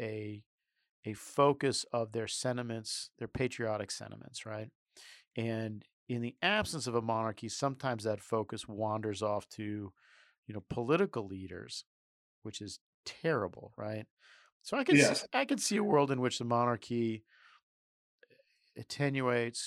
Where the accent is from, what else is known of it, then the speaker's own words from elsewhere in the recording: United States; I'm an American